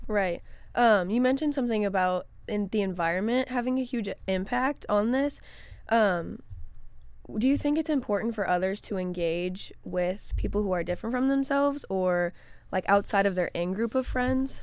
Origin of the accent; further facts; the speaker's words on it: Florissant, Missouri, United States; also born or lived in St. Charles, Missouri; I grew up in Florissant, Missouri, which is a, my neighborhood was predominantly black, and then I moved to Saint Charles, Missouri